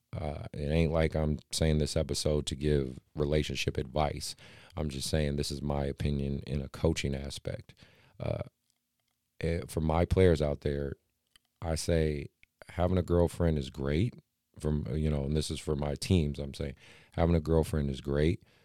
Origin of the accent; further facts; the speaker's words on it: Oakland, California, United States; growing up in Oakland